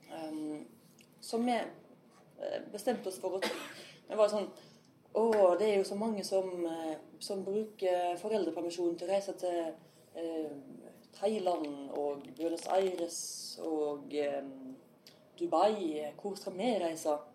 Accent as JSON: {"language": "Norwegian", "town": "Ølen", "region": "Vestland", "country": "Norway", "lives_now": "Sveio, Norway", "said": "Sånn at jeg nok en gang blir ufrivillig rogalending, for jeg kommer fra Ølen opprinnelig. Og eh, da jeg var 17-18, så skifta Ølen fylkesgrensa og kom, gikk fra Hordaland til Rogaland."}